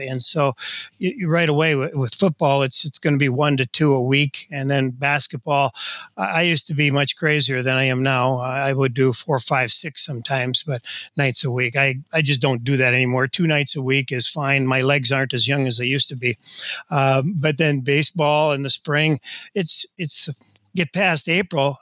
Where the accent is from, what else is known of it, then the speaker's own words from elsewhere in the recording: Delano, Minnesota, United States; Delano is my hometown, and uh, played all kinds of things there